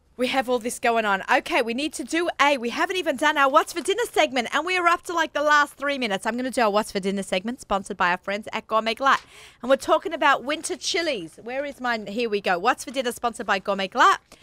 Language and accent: English; Australia; accent: Australian; moved away as an adult; that's the Aussie in me